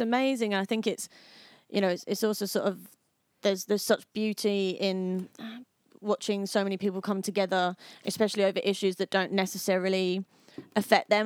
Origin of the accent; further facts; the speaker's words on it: Harlow, East of England, United Kingdom; my hometown. Harlow, which is the most murderous town in England and Wales.